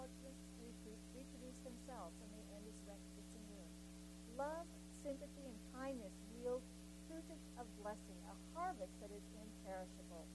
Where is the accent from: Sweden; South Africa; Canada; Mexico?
Canada; being a Canadian and, of course, part of the Commonwealth